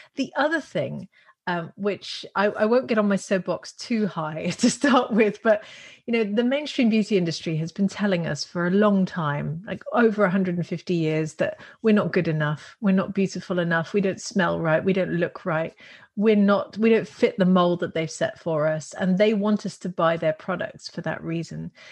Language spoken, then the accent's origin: English; Netherlands; moved away; also born or lived in Russian Far East / California, United States / Australia; I'm from the Netherlands